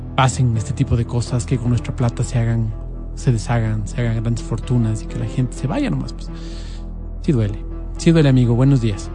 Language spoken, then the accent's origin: Spanish; Ecuador; como ecuatoriano